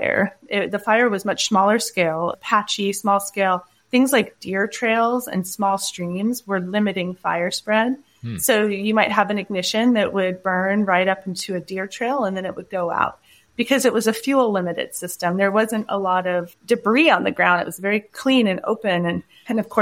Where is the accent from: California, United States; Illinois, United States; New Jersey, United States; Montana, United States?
California, United States; Hayfork; Where I grew up in Hayfork is only a couple hours from where the Dixie Fire burned.